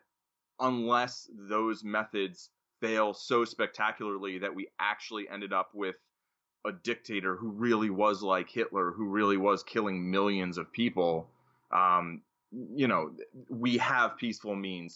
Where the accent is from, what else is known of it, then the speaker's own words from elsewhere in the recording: United States; I was born in the United States, and I live in the United States, and I've lived here most of my life